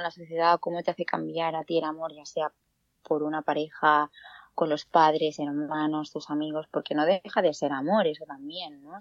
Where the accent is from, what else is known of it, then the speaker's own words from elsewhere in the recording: Granollers, Catalonia, Spain; soy de Granollers